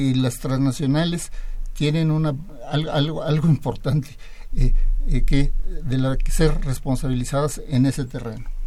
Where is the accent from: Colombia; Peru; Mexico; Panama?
Mexico